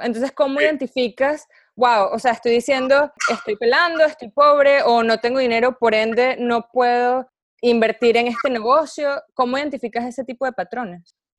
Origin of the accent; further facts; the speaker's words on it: Venezuela; now in United States; venezolana viviendo en Estados Unidos